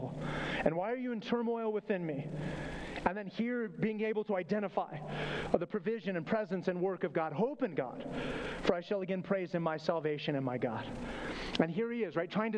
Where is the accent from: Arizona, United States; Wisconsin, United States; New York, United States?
Arizona, United States; Flagstaff; moved away; Growing up in Flagstaff, Arizona